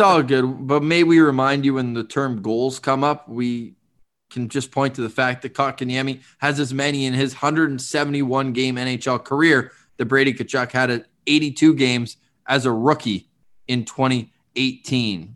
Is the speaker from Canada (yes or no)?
yes; Canada; As a Canadian